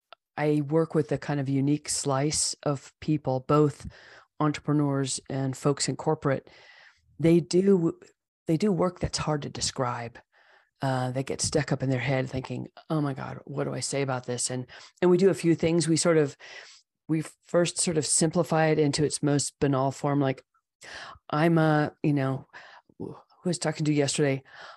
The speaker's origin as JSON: {"language": "English", "region": "California", "country": "United States", "tie": "born or raised there", "said": "I grew up in the East Bay Area back when it was a lot of open hills covered with grass and foxtails and poison oak."}